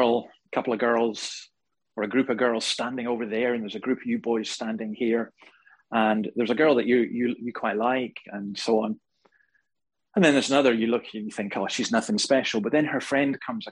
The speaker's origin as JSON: {"language": "English", "region": "Scotland", "country": "United Kingdom", "moved": "yes", "lives_now": "Australia", "said": "Right now in my home country in Scotland"}